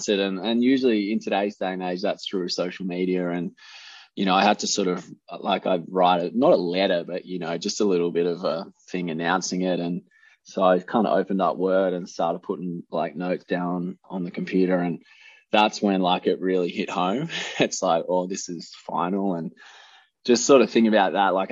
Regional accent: Keysborough, Victoria, Australia; also born or lived in Cranbourne / Narre Warren South; grew up sort of out in Keysborough on the farm, and I actually got into athletics in under eights because I was moving from Cranbourne to Narrewarren South

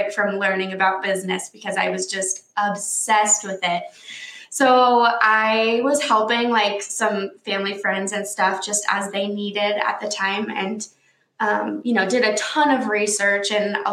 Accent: Washington, United States; moved away as an adult; now in Saratoga Springs, United States; I'm actually from Washington State. Okay. And I was born and raised there.

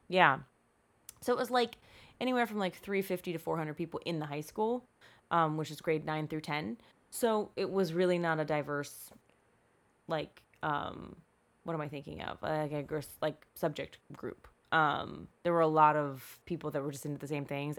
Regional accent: Eastern Shore, Maryland, United States; now in California, United States; there's a middle part on that peninsula on the Eastern Shore that's, like, bleh. That's where I grew up.

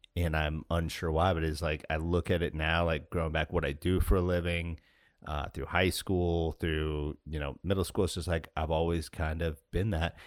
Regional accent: Alaska, United States; when I was growing up in Alaska

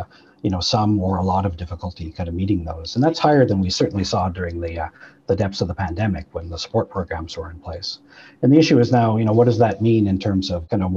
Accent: Manitoba, Canada; I'm from Manitoba

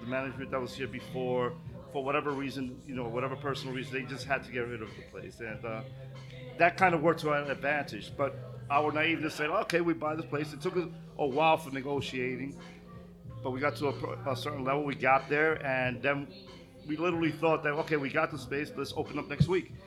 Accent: New York City, New York, United States; I grew up in Bush, right? This was like my area

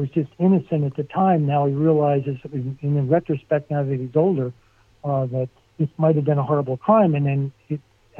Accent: Barnegat, New Jersey, United States; moved away; I grew up on, you know, in Barnegat, and it's a small town

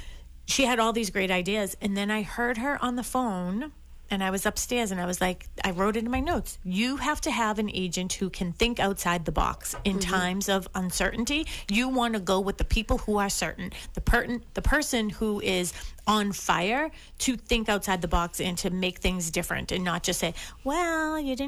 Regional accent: Massachusetts, United States; Main roads don't bother me. I mean, I grew up on Dorchester Avenue, Columbia Road. So there you go. I mean, it couldn't get much busier than that.

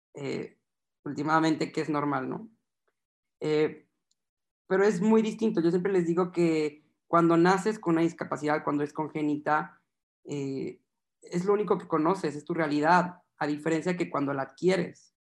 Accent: Guadalajara, Jalisco, Mexico; Yo soy de Guadalajara, Jalisco

